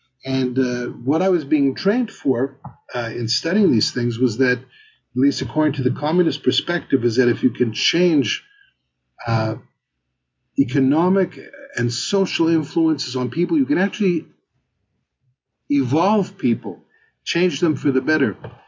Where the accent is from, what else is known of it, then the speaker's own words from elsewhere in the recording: Montreal, Quebec, Canada; moved away; also born or lived in Israel; as I was growing up in Montreal